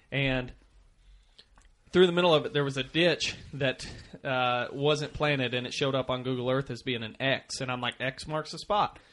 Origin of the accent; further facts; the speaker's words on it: Missouri, United States; I grew up in Missouri. I still, we're still out of Missouri